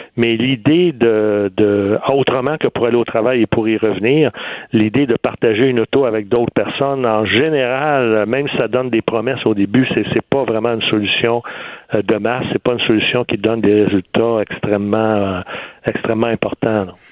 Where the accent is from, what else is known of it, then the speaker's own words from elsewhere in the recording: Quebec City, Quebec, Canada; je suis, je suis de Québec